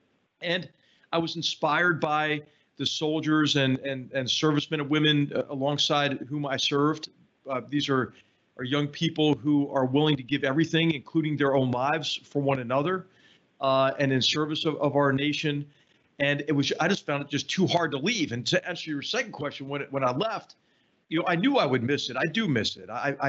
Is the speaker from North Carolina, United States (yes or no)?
no; Philadelphia, Pennsylvania, United States; I grew up in Philadelphia, Pennsylvania